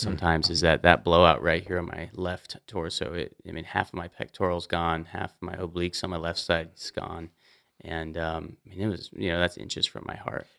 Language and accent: English; Montana, United States; as an outdoorsman growing up in Montana since I was a kid